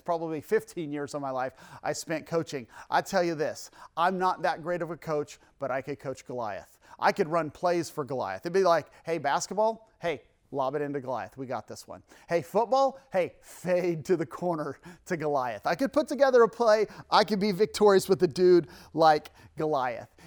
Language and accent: English; Idaho, United States; here in Idaho. And, uh, this is where I am from